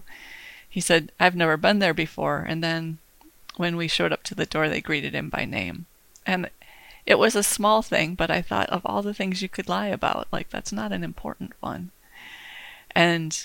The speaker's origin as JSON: {"language": "English", "town": "Detroit", "region": "Michigan", "country": "United States", "tie": "born or raised there", "said": "I was born and raised in Michigan, in Metro Detroit"}